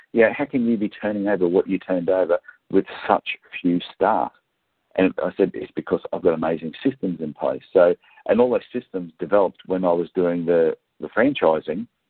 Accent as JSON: {"language": "English", "town": "Gold Coast", "region": "Queensland", "country": "Australia", "tie": "born or raised there", "said": "I grew up down around the Gold Coast area"}